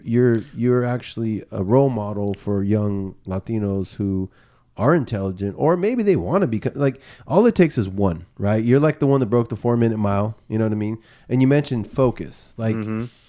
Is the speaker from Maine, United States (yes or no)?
no; Bay Area, California, United States; we grew up in the Bay Area